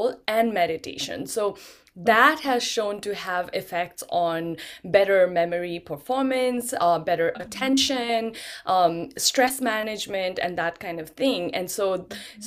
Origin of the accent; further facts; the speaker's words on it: Nepal; I was born in Nepal. I grew up in Nepal